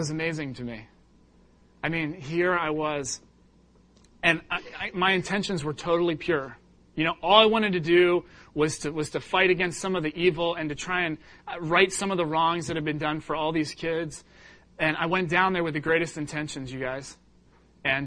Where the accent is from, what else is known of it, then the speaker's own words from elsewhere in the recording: England, United Kingdom; moved away; I was born in England.